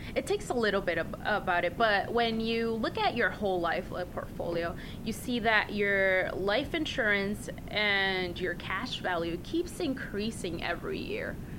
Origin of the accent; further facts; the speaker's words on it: Puerto Rico; now in Los Angeles, United States; I was actually raised in Puerto Rico